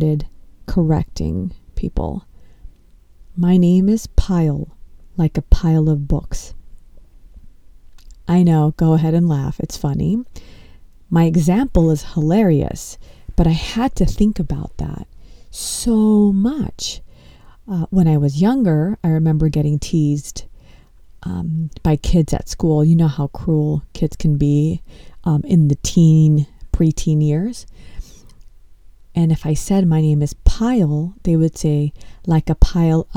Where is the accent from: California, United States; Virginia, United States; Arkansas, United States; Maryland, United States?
California, United States; Los Angeles; I was born in Los Angeles and I come from an Indian household.